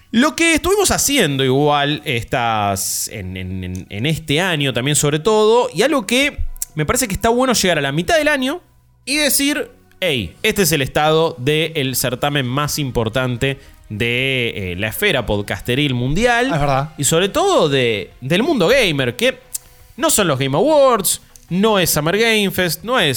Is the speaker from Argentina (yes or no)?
yes; Argentina; soy de Argentina, pa.